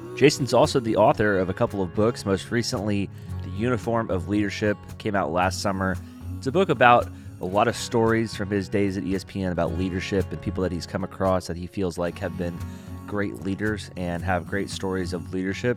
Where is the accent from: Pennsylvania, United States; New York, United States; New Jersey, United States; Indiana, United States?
Indiana, United States; Evansville; my hometown at Evansville